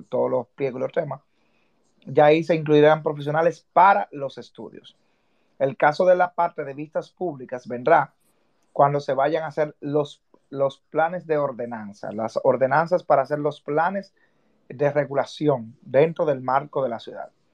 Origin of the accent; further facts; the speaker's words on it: Dominican Republic; como ciudadanos y como dominicanos